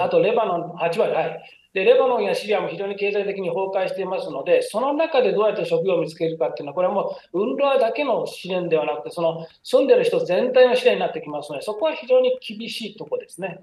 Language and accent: Japanese; Miyazaki, Japan; moved away; 私の地元は宮崎なんですけど